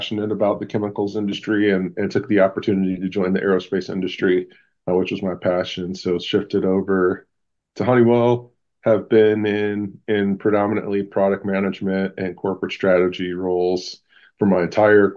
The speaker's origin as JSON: {"language": "English", "town": "Cleveland", "region": "Ohio", "country": "United States", "moved": "yes", "lives_now": "Phoenix, United States", "said": "I'm from Cleveland. And really a diehard Clevelander"}